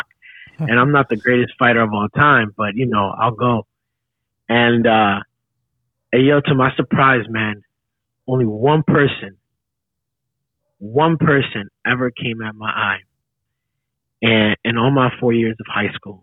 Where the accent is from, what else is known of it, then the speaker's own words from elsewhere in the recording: Philadelphia, Pennsylvania, United States; I grew up in North Philly